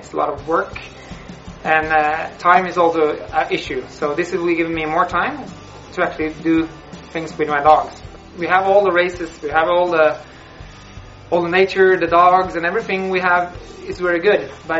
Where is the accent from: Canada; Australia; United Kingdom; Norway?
Norway; I'm from Norway